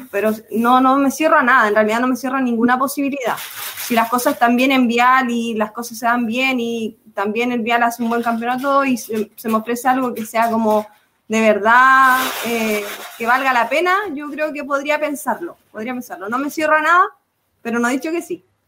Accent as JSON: {"language": "Spanish", "country": "Chile", "said": "gritando nuestros nombres, así como chilenas"}